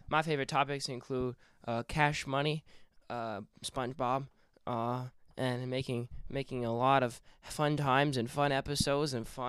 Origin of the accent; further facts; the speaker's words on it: Dallas, Texas, United States; I am a very educated man. I was born and raised in Dallas, Texas.